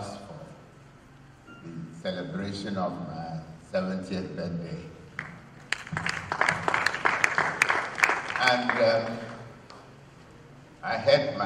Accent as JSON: {"language": "English", "region": "Cross River", "country": "Nigeria", "tie": "born or raised there", "lives_now": "Calabar, Nigeria", "said": "I am from Cross River State, but I was born in Ikorobasi, attended primary school where Professor Cindy comes from"}